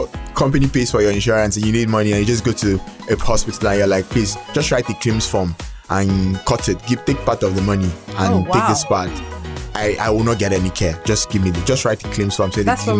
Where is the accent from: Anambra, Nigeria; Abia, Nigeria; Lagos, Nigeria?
Abia, Nigeria; I'm from Abia State.